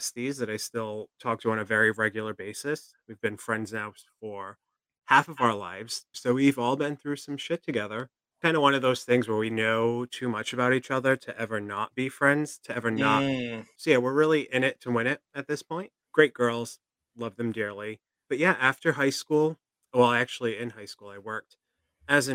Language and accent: English; Fall River, Massachusetts, United States; I'm from Fall River, which is south of Boston